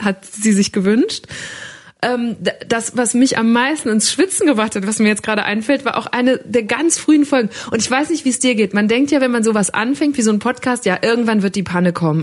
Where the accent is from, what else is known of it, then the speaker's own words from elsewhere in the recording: Münsterland, North Rhine-Westphalia, Germany; Ich bin ein Kind des Münsterlands